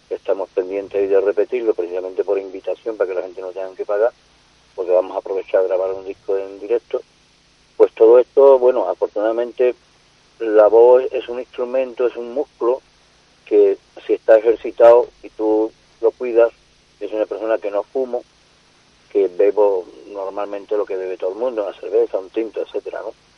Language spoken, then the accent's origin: Spanish; Andalusia, Spain; also born or lived in Seville; yo desde pequeñito, con 10 años yo trabajaba en el campo, en mi pueblo